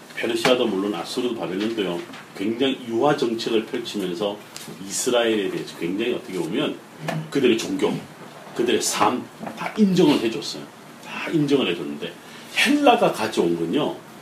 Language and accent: Korean; Ulsan, South Korea; 제 고향이 경상남도 울산인데